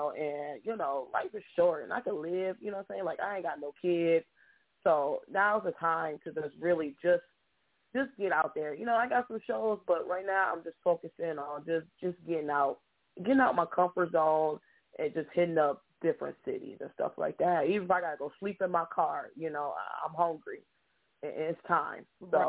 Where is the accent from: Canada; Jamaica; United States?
United States; Grand Rapids, Michigan; just born and raised in Grand Rapids.